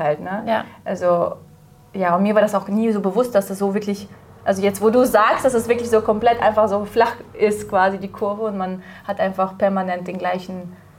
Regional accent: Kazakhstan; now in Germany; ich bin ja in Kasachstan aufgewachsen

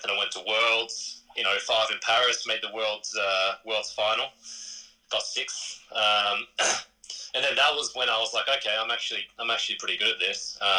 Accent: Australia; also born or lived in Japan / Great Britain; I lived in Australia, you know, I had great Australian friends, spent a lot of my BMX time in Australia. And I think, you know, for me, I saw myself as an Australian.

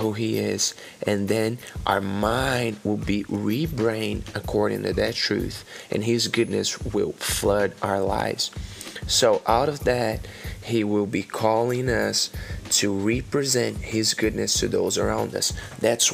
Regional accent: Brazil; English is a second language; moved away as an adult; now in Oklahoma, United States; I came from Brazil. I'm currently living in Oklahoma in America.

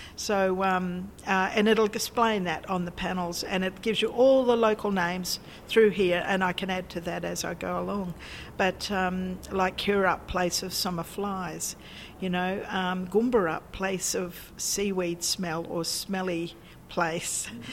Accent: Australia; we're Australians. We live here. We've been here for so long

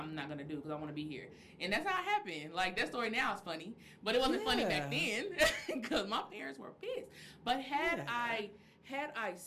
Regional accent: Oklahoma City, Oklahoma, United States; moved away as an adult; now in Dallas, United States; I'm from Oklahoma City, first of all. Let's preface this. I'm from the north side, Oklahoma City

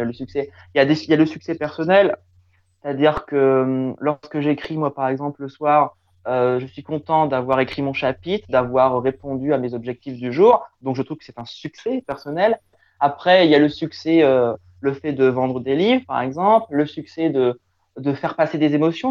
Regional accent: Picardy, Hauts-de-France, France; chez moi en Picardie

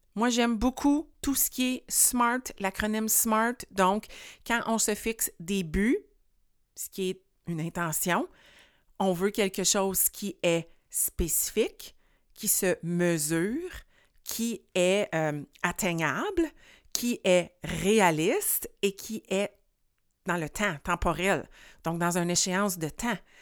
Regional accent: rural Quebec, Canada; fille de campagne ici qui était prise au centre-ville de Montréal

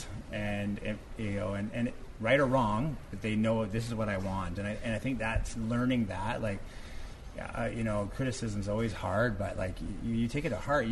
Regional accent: west coast of Canada, Canada; moved away; growing up on the West Coast of Canada with, you know, seafood all around us.

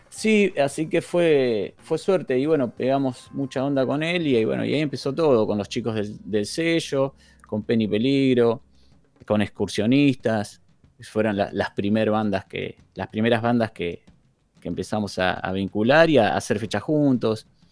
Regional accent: Zárate / Campana, Buenos Aires Province, Argentina; somos mitad de Zárate, mitad de Campana

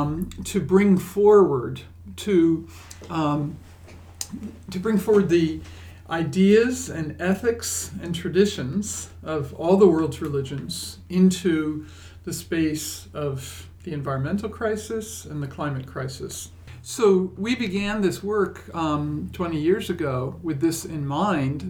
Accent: New York, United States; moved away; I grew up in New York, at least in my early years

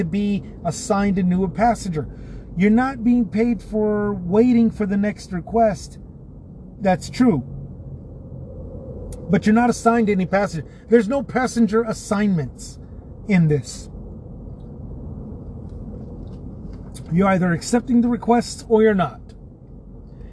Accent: San Antonio, Texas, United States; San Antonio here in my hometown

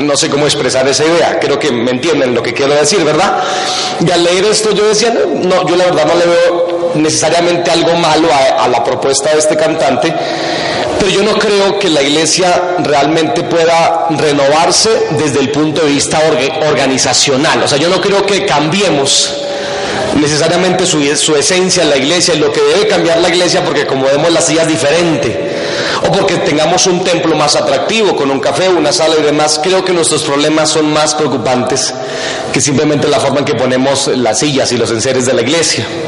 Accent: Boyacá, Colombia; por lados de mi tierra, de Boyacá

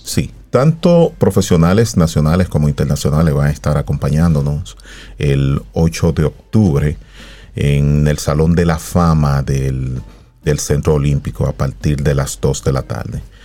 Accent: Dominican Republic; los tres psicólogos deportivos que, somos dominicanos

